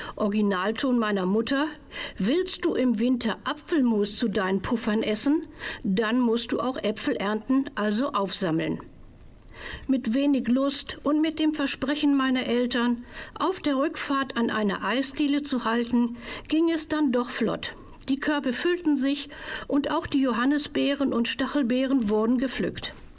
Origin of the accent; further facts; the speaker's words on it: Hamburg, Germany; In meiner Kindheit in Hamburg